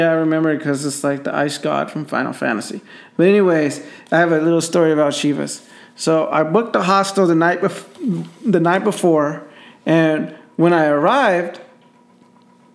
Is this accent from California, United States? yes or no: yes; Los Angeles, California, United States; I'm from